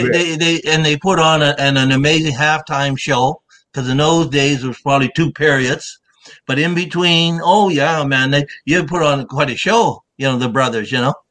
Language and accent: English; Nova Scotia, Canada; We're connected with Nova Scotia, my roots with the Gullah I people.